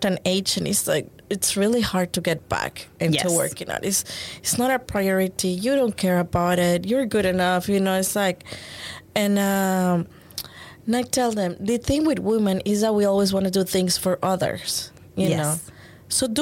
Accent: Panama; now in Houston, United States; I'm from Panama, and but now I'm from Houston. I have been here more years than what I lived in Panama. It's like half and half.

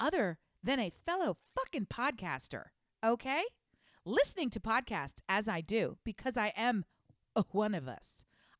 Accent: Colorado, United States; I'm from Colorado. I wear an ass hat.

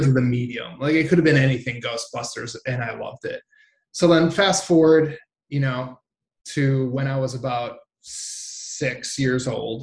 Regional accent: Milwaukee, Wisconsin, United States; moved away as an adult; now in Southern California, United States; I grew up in Milwaukee, Wisconsin, on the south side of Milwaukee, which is the blue-collar side

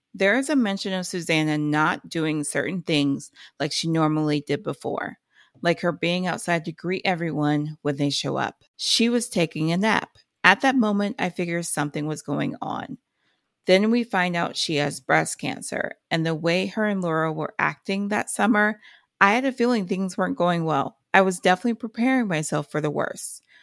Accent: Ohio, United States; I'm from Ohio

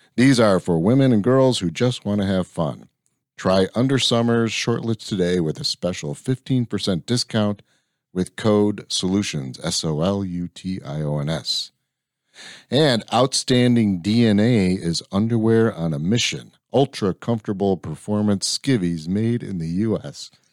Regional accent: Lansing, Illinois, United States; moved away as an adult; also born or lived in Valparaiso, Indiana; now in Texas, United States; So I grew up on the south side of Chicago

